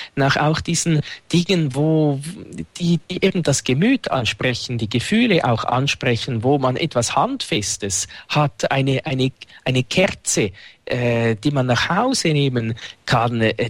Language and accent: German; Winterthur, Zurich, Switzerland; Dort, wo ich aufgewachsen bin, gibt es das Albani-Fest